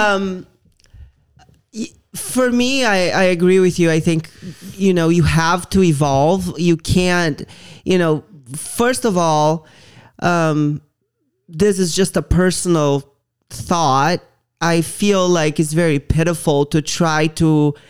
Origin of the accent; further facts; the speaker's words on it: Brazil; moved away; I grew up in Brazil